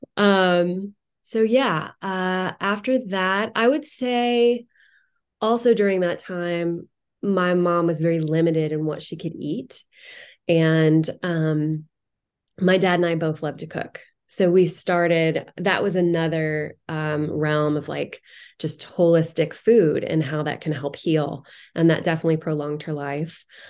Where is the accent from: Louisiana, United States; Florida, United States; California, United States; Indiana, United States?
Indiana, United States; moved away; I grew up in Indiana